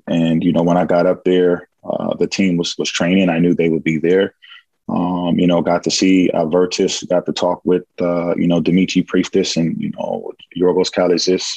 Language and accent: English; California, United States; moved away as an adult; now in Greece; being born and raised in California and also, you know, staying up in the northern part of California for a part of my life